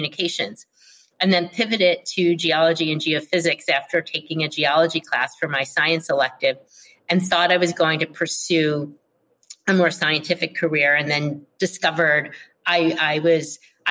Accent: Philadelphia, Pennsylvania, United States; moved away as an adult; also born or lived in Texas / Jersey City / New York City / Providence, Rhode Island; I was born and raised in Philadelphia, where I currently live

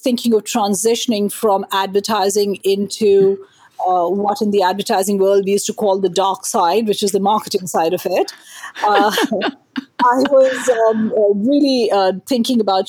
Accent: India; now in New Jersey, United States; I am from India originally, and continue to be Indian at heart while I'm American as a citizen.

